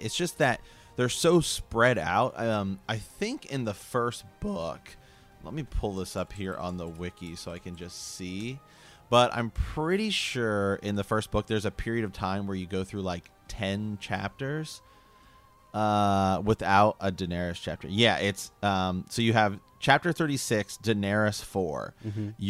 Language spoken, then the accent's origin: English; Ohio, United States; we're from Ohio